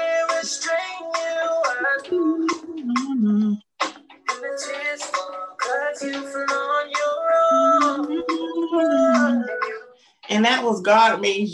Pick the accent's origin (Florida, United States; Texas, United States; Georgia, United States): Georgia, United States; I'm from Georgia. You hear my accent